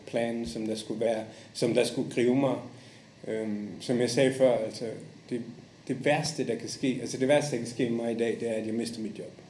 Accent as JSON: {"language": "Danish", "town": "Esbjerg", "region": "Southern Denmark", "country": "Denmark", "also_born_or_lived": "Japan / Indonesia / Saudi Arabia / Maldives", "moved": "as an adult", "lives_now": "Dubai, United Arab Emirates", "said": "jeg kommer fra Esbjerg"}